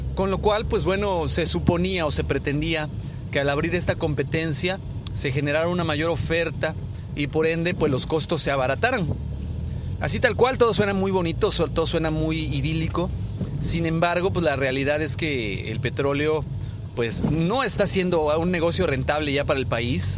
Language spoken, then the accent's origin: Spanish; Mexico; Nosotros como, como mexicanos, como parte de esta sociedad